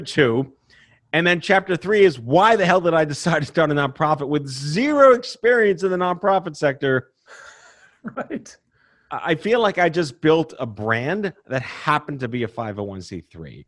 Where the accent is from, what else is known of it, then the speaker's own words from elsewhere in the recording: New York City, New York, United States; I born and raised in New York City